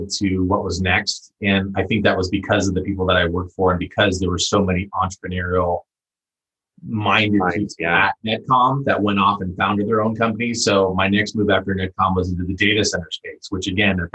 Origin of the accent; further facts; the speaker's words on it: San Diego, California, United States; moved away as an adult; now in Bay Area, United States; I was fortunate enough to grow up in Southern California, San Diego, and specifically La Jolla.